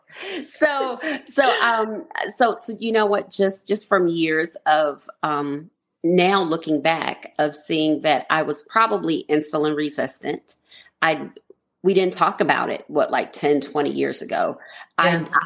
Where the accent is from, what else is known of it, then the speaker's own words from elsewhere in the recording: Washington, District of Columbia, United States; I'm from Washington D.C.